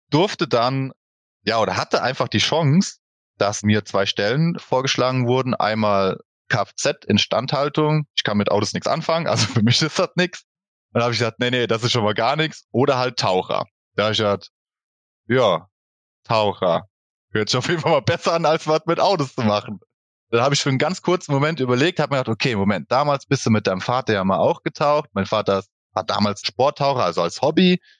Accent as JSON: {"language": "German", "town": "Boppard", "region": "Rhineland-Palatinate", "country": "Germany", "lives_now": "Emmelshausen, Germany", "said": "Ich bin geboren in Bopper, das liegt im Hunsrück, sage ich einfach mal. Also ich komme aus dem schönen Hunsrück. Wir wohnen in Emmelshausen"}